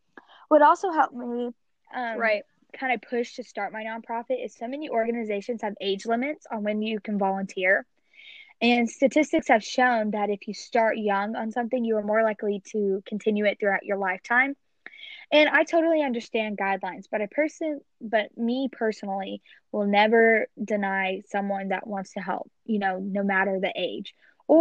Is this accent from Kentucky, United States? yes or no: yes; Kentucky, United States; Kentucky, you know, is where I grew up. That was my hometown.